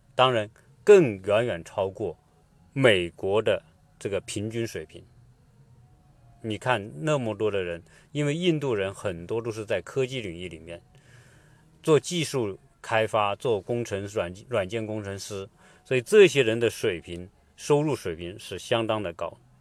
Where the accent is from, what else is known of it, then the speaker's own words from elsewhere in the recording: Hunan, China; 跟我们湖南人或者是，呃，中国人四川人吃辣是一个道理